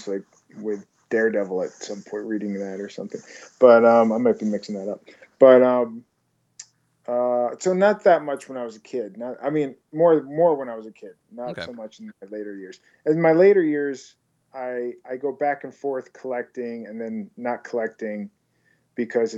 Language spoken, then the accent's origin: English; Long Island, New York, United States; now in Los Angeles, United States; I'm from Long Island